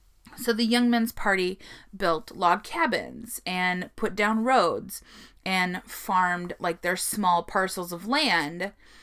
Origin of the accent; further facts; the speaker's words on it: South Dakota, United States; I'm from South Dakota.